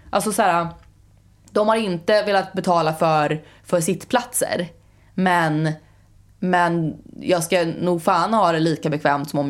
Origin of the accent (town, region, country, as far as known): Sweden